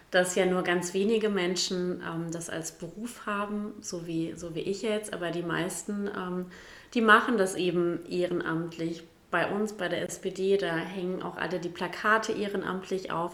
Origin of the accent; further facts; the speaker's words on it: Bielefeld, North Rhine-Westphalia, Germany; also born or lived in Gütersloh / Ummeln; Ich bin trotzdem in Gütersloh zur Schule gegangen, aber mein, Her mein Herz, um die Frage, die ja jetzt nicht mehr kommt, kurz zu beantworten, gehört natürlich Bielefeld